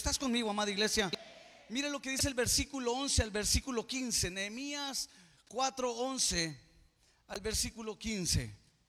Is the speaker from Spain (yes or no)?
no; Mexico; Somos el mexicano del mañana.